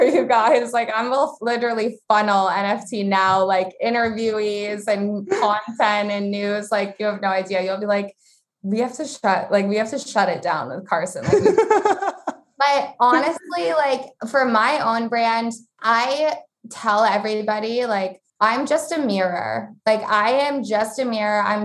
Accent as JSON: {"language": "English", "region": "Vermont", "country": "United States", "tie": "born or raised there", "said": "I grew up in Vermont"}